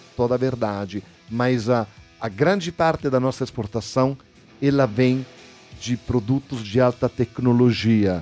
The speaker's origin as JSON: {"language": "Portuguese", "country": "Italy", "said": "nós, na Itália, temos mais ou menos 60 milhões de pessoas"}